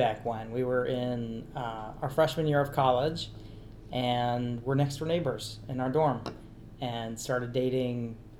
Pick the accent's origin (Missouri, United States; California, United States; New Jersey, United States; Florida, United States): California, United States; moved away as an adult; also born or lived in Israel; now in Minnesota, United States; I'm from California originally, but I'd like to say I escaped after high school.